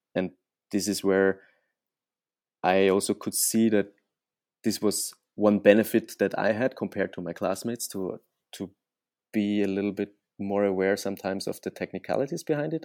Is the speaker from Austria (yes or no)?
yes; Austria; moved away; I'm originally from Austria